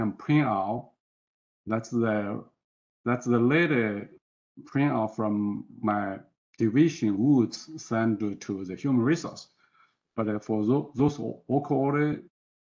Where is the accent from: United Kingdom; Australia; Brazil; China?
China; moved away as an adult; also born or lived in Foster City, United States; now in United States; I was born and educated from China.